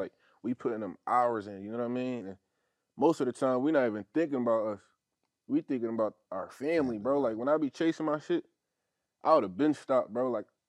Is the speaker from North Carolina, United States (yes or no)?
no; Philadelphia, Pennsylvania, United States; Yeah, I'm from Philly though.